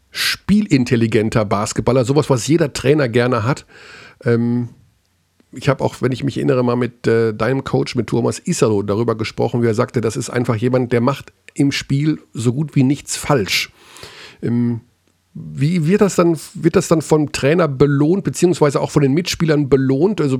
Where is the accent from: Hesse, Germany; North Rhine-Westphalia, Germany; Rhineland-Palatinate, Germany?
North Rhine-Westphalia, Germany; Hagen; born there; aber aus meiner Heimatstadt kommt. Wir sind beide in Hagen geboren.